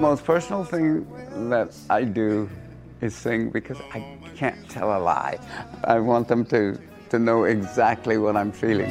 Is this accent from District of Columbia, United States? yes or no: no; San Francisco, California, United States; I come from San Francisco